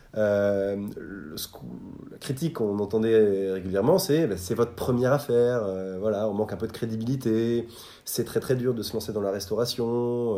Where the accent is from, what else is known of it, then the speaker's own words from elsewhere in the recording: Bordeaux, Nouvelle-Aquitaine, France; moved away as an adult; also born or lived in Versailles; je suis bordelais. donc, j'ai eu mon bac à Bordeaux